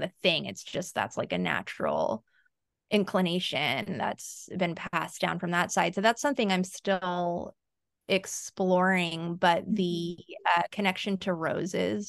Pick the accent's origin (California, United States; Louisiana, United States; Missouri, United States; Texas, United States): California, United States; Central Valley; also born or lived in Ecuador / East Coast, United States; being born in Ecuador and living on the East Coast for a little bit, and then, you know, growing up in the Central Valley after